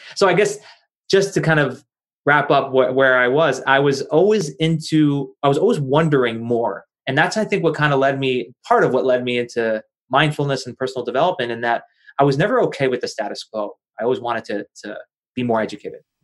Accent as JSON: {"language": "English", "region": "New Jersey", "country": "United States", "tie": "born or raised there", "said": "I'm from New Jersey and uh, born and raised in New Jersey, not far from New York City"}